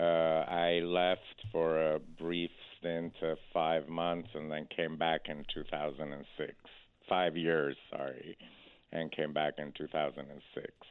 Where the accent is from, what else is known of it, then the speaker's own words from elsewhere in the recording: Boston, Massachusetts, United States; moved away as an adult; also born or lived in Iran; now in California, United States; I was born in Iran, and after the revolution, uh, my family went and settled in Boston. Uh, so I essentially grew up in Boston, and after college, I moved to California